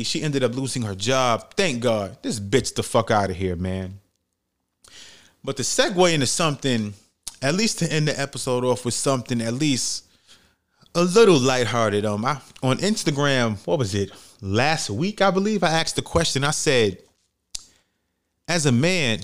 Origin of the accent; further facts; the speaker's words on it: New York City, New York, United States; I'm from New York City